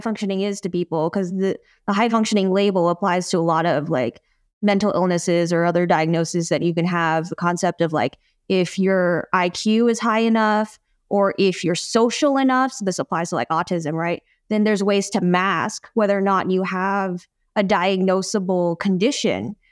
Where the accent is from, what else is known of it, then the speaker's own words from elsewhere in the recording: United States; first language English; I'm an American, and that, like, English is my primary language